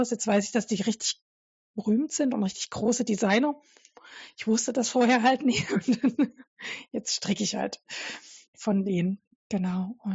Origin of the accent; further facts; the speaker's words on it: Dresden, Saxony, Germany; ich komme ja ursprünglich äh, aus Dresden ähm, und meine Kindheit war noch so Ausläufer DDR geprägt